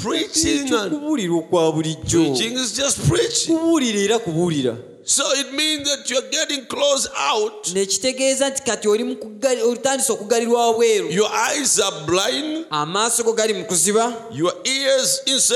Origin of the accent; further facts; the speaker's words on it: United States; I'm American